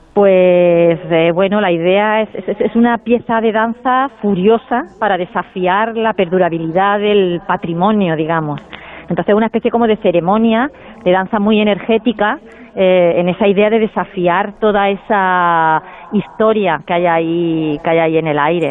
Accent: Córdoba, Andalusia, Spain; moved away as an adult; also born or lived in Madrid / Seville / Barcelona; Yo siempre digo que soy cordobesa, aunque nací en Madrid, porque mi infancia fue aquí

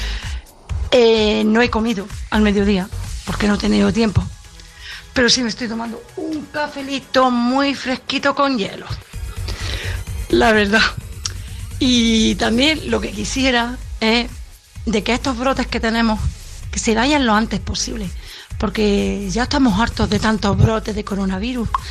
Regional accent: Granada, Andalusia, Spain; soy de aquí de Granada

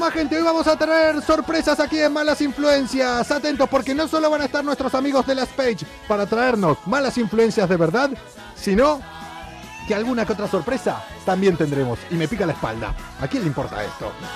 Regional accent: Argentina; moved away; also born or lived in Buenos Aires; Cuando yo digo que soy de Argentina, me preguntan todos si soy de Buenos Aires, que viví ahí

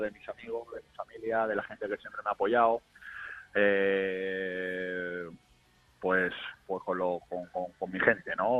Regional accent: Málaga, Andalusia, Spain; moved away as an adult; also born or lived in South America; now in Hungary; Soy demasiado malagueño, pero universal

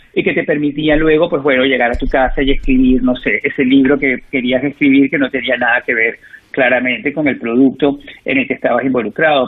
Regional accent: Venezuela; moved away; soy venezolano

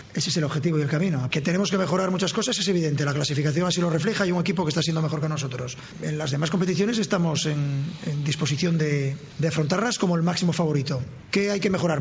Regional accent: Gijón, Asturias, Spain; moved away; me iré a mi tierra, Gijón

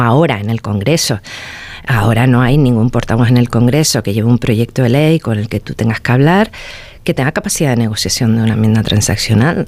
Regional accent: Canary Islands, Spain; a mí me avergüenza como canaria, como diputada

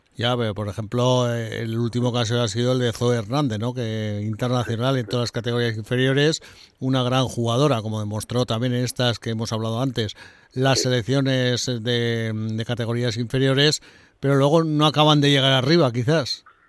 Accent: Aragon, Spain; como aragonés

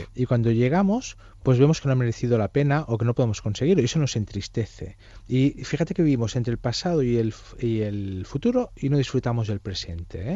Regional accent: Catalonia, Spain; soy catalán

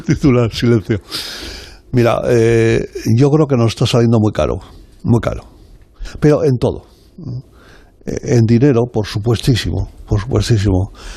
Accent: Zaragoza, Aragon, Spain; moved away; also born or lived in Sant Quirze Safaja; soy yo de Zaragoza, yo soy de allí

